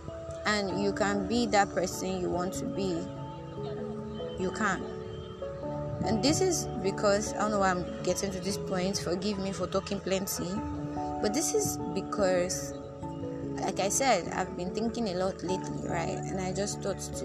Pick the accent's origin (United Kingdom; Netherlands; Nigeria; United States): Nigeria; being a Nigerian